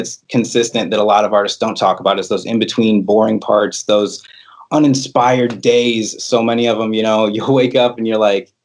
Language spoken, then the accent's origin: English; La Porte, Indiana, United States; moved away; also born or lived in Chicago, Illinois; I'm originally from LaPorte, Indiana